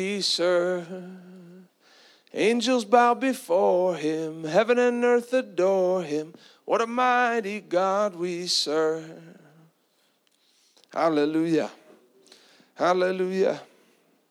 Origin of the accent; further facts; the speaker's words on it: South Africa; now in Tampa, United States; I grew up with that in South Africa